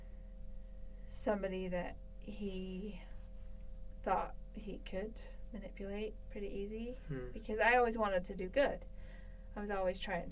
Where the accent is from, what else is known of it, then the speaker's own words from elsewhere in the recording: Alta, Utah, United States; also born or lived in Sandy, Utah; I grew up in Alta. I went to school in Alta Academy, which was in Sandy, Utah